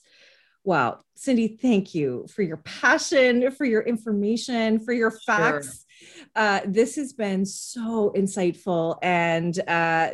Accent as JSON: {"language": "English", "country": "Canada", "said": "I'm Canadian."}